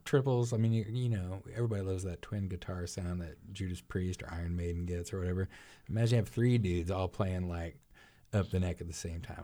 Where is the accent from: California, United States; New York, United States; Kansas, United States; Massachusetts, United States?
Kansas, United States; Arkansas City; my hometown, Ark City